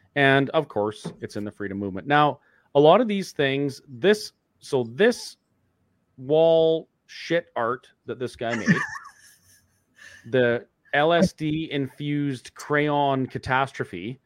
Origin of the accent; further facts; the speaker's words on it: Alberta, Canada; as a Canadian and, and an Albertan